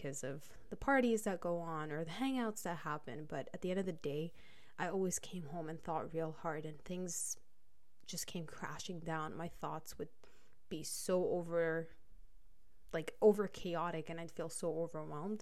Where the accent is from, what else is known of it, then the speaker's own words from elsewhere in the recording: United Arab Emirates; moved away as an adult; also born or lived in Lebanon; now in Canada; I'm Lebanese, but was born and raised in the United Arab Emirates.